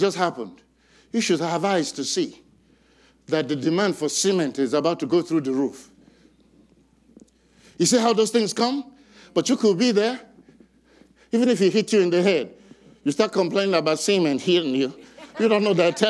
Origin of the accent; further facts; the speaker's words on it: Nigeria; I'm from Nigeria